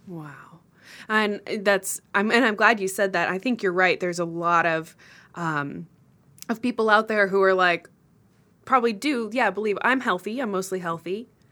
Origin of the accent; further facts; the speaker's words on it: Austin, Texas, United States; I grew up in Austin